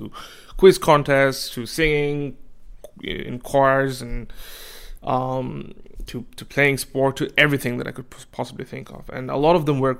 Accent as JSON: {"language": "English", "country": "Bangladesh", "moved": "yes", "lives_now": "Australia", "said": "I am from Bangladesh and I moved to Australia"}